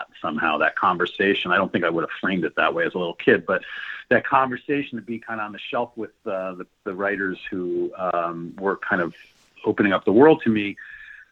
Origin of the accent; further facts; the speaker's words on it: New York, United States; I was raised in New York. I went back to New York